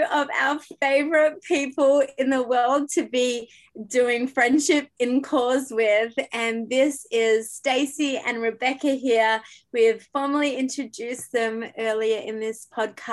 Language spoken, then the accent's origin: English; Australia; now in Canada; That's an Australian trying to still figure out Canada over here